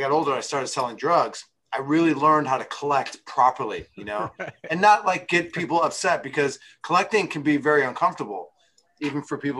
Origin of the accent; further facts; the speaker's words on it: Chicago, Illinois, United States; I grew up in Chicago